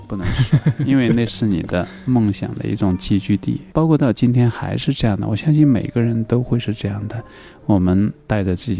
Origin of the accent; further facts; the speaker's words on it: China; 小时候我们中国人都唱过。